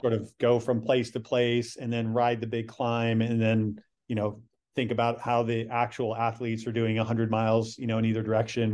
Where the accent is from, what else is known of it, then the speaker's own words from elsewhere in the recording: Michigan City, Indiana, United States; I'm from Michigan City, Indiana, which is ra-, right at the northern part of Indiana